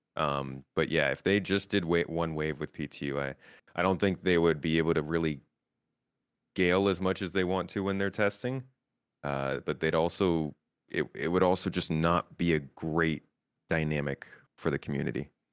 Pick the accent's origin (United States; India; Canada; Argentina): United States; now in Turkey; they can tell I'm American